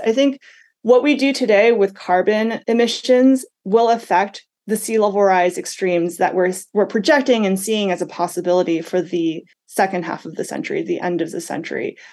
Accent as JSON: {"language": "English", "region": "Massachusetts", "country": "United States", "moved": "yes", "said": "I'm from Massachusetts"}